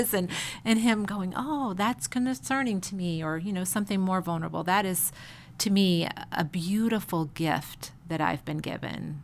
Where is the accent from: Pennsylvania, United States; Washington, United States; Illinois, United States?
Illinois, United States; Chicago; moved away; I grew up in Chicago